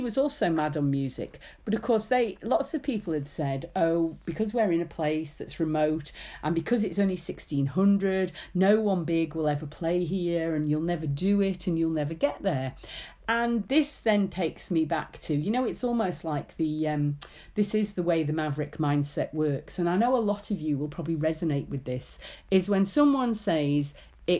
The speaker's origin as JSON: {"language": "English", "country": "Isle of Man", "tie": "born or raised there", "moved": "yes", "said": "I grew up in the Isle of Man"}